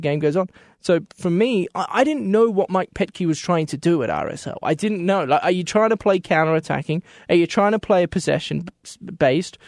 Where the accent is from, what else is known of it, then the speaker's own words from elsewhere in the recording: Australia; moved away; I come from Australia